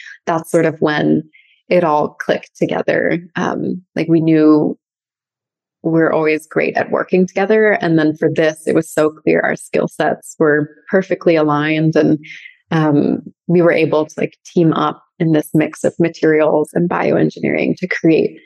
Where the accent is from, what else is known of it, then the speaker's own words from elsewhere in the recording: San Francisco Bay Area, North Bay, California, United States; also born or lived in wine country (North Bay), California; We grew up in the San Francisco Bay Area in North Bay. So we were actually born in wine country, grew up there, always being really immersed in nature. And then we moved to Marin at a pretty young age